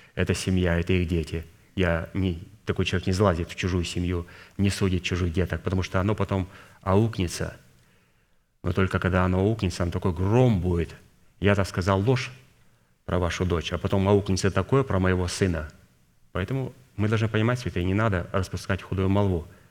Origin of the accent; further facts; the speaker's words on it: Kazakhstan; Я родился в Казахстане